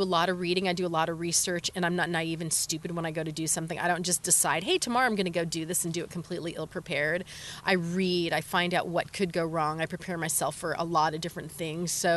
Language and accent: English; California, United States; moved away as an adult; I grew up in California, but I have traveled all over the world and I've lived a lot of different places